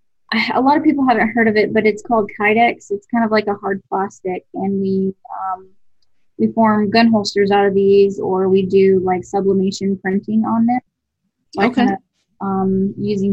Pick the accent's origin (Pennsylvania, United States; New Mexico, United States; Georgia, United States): Georgia, United States; Buford; also born or lived in Lawrenceville, Georgia; I grew up in Buford, Georgia.